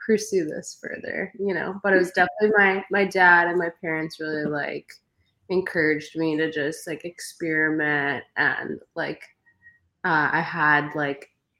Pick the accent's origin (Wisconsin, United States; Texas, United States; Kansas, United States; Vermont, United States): Wisconsin, United States; Milwaukee; I grew up in Milwaukee, Wisconsin